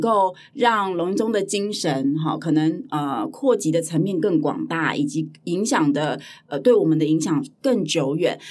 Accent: Hualien, Hualien County, Taiwan; 华联我的家乡，嗯哦，是哦。对，对，对，对，对，我是在华联长大的小孩

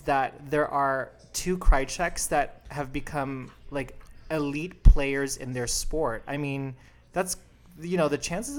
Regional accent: Chicago, Illinois, United States; Like, bitch, I'm from Chicago.

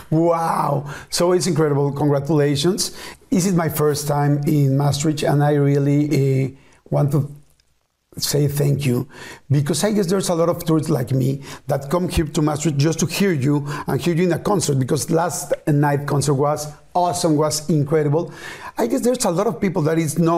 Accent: Argentina; I, I was telling you that I come from Argentina. So there was a long, long, long way.

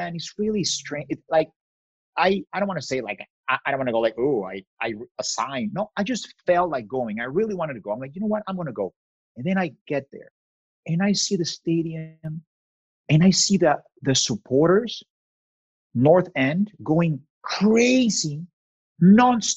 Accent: Mexico; moved away as an adult; now in Los Angeles, United States; I'm from Mexico.

